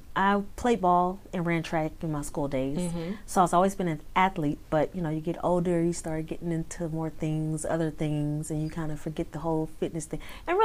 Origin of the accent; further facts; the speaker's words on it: Houston, Texas, United States; I'm from Houston.